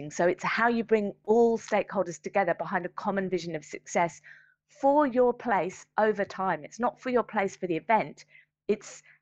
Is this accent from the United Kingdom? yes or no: yes; London, United Kingdom; I talked very passionately about being a Londoner. To step out into my city